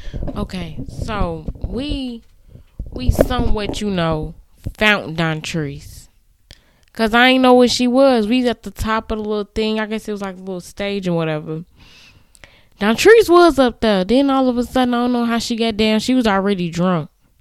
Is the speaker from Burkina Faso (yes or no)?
no; Canada; I'm a mom. I have three kids. I'm from Canada.